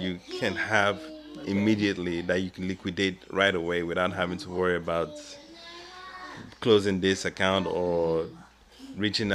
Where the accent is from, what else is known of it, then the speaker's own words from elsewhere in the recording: Nigeria; moved away; myself growing up in Nigeria